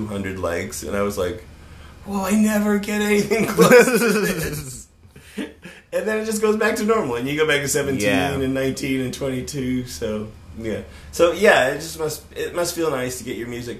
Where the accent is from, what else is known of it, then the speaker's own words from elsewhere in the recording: Las Vegas, Nevada, United States; moved away; also born or lived in Los Angeles; my hometown, I'm from Las Vegas originally